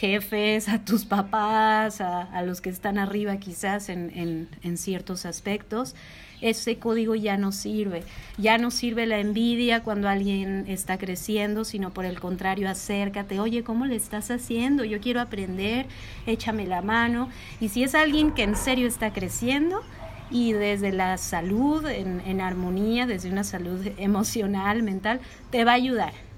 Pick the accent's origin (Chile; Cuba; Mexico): Mexico; Jalisco; moved away as an adult; now in Nepal; yo que soy de Jalisco